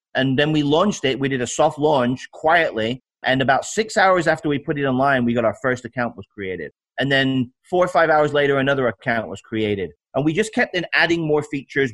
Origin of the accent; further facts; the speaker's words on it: United Kingdom; moved away as an adult; also born or lived in Alabama; now in United States; I'm uh, from the UK. Uh, came here 30 now what 32 years ago. I'm 53 years old